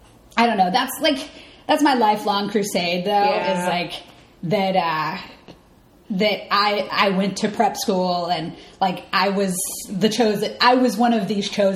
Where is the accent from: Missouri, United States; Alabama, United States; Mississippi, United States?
Alabama, United States; now in New York, United States; I'm from Alabama